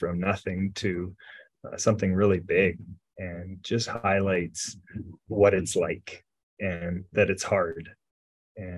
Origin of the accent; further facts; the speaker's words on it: Grande Prairie, Alberta, Canada; now in Edmonton, Canada; I was originally, I grew up in Grand Prairie, Alberta